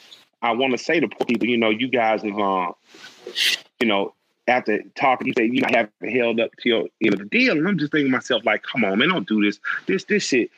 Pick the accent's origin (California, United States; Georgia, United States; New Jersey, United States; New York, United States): Georgia, United States; Atlanta; I grew up in Atlanta, a very special place on the West Side, where I got to go to the West End